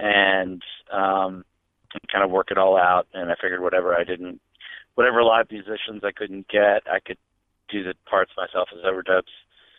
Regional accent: Memphis, Tennessee, United States; moved away as an adult; also born or lived in New York; I'd lived in Memphis most of my life. I mean, I was born there, raised there, and I lived there until 90 or 91, at which point I moved up to New York, and I was back and forth between Memphis and New York for a couple of years.

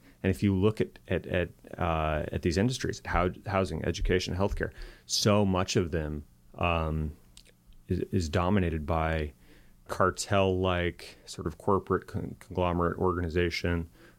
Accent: California, United States; I come from Silicon Valley, and it was named Silicon Valley because that's where we invented computer chips.

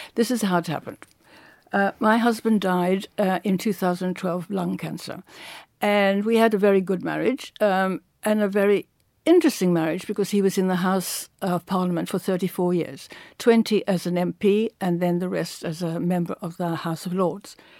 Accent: Cape Town, Western Cape, South Africa; moved away; I come from Cape Town

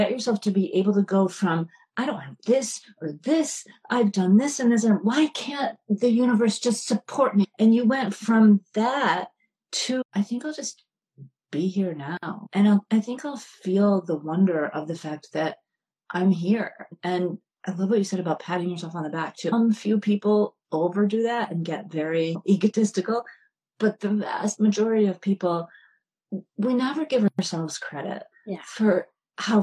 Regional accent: New York, United States; I'm from New York

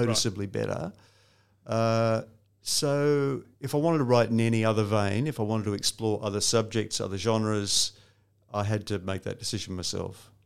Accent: Geelong, Victoria, Australia; also born or lived in England / Newcastle, Australia; we came to Geelong in nineteen sixty-nine

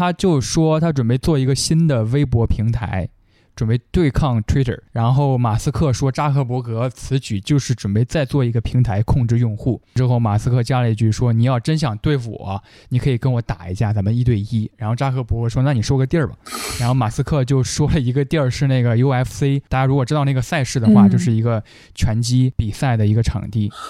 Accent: South West England, United Kingdom; born there; Chinese is a second language; moved away as an adult; also born or lived in Tianshui, China / Xi'an, China; 呃，我出生在英格兰的德文郡，家庭人员都是做殡仪承办人这个工作的。二零零五年，我高中毕业之后，我去了甘肃的天水职业技术学校教英文，教了一年。

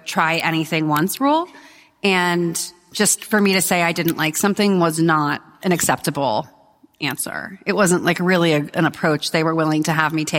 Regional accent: Los Angeles, California, United States; moved away as an adult; also born or lived in San Francisco; now in New York, United States; I grew up in the Valley of San Fernando Valley of Los Angeles

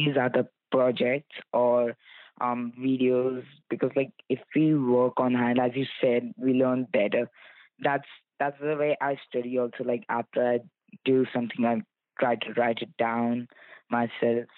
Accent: India; now in Canada; I'm from India and currently living in Canada.

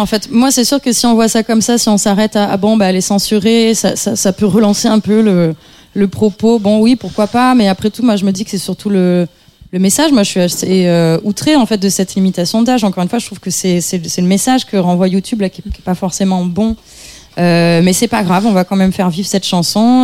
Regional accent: Avignon, Provence-Alpes-Côte d'Azur, France; je viens d'Avignon, je viens d'une famille, euh, je dirais de classe moyenne

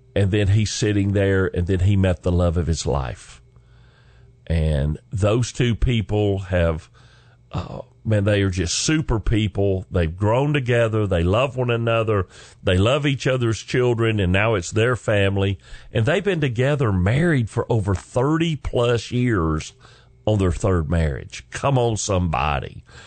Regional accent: the South, United States; accent: southern drawl; I'm from the South. I'm a Southern gentleman

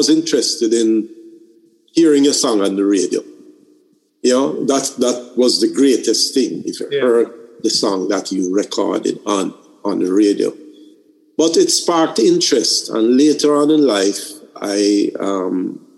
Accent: Jamaica

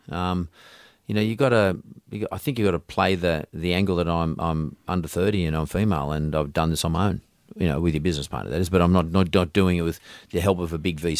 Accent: Sydney, New South Wales, Australia; I'm Aussie, I'm from Sydney

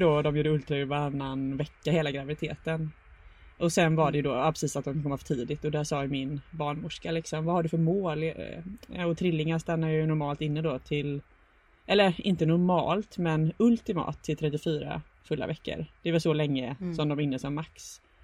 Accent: Gothenburg, Västra Götaland, Sweden; bor i Göteborg där jag kommer ifrån.

